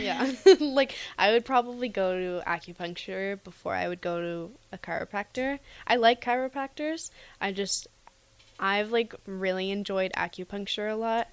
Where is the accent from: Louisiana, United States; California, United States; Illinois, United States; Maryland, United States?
California, United States; Camarillo; moved away as an adult; also born or lived in Utah; now in Lincoln, United States; I'm from Camarillo, California, which is like Southern California